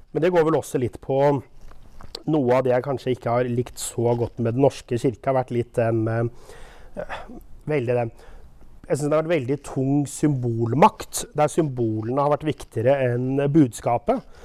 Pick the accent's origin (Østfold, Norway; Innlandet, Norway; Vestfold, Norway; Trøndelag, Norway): Østfold, Norway; Våler; also born or lived in Sarpsborg / Rygge / Moss / Oslo; now in Jeløya, Norway; født i Sarpsborg, eh, oppvokst i Våler